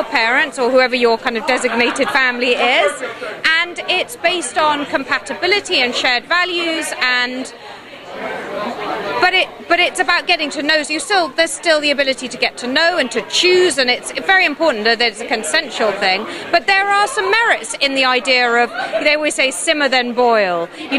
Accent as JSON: {"language": "English", "country": "United Kingdom", "said": "I mean, well, I'm British, and my ex-husband was Pakistani."}